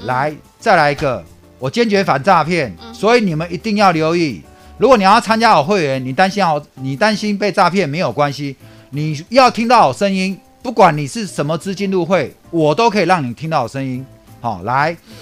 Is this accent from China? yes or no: no; Taipei, Taiwan; 我就在河江街的夜市长大的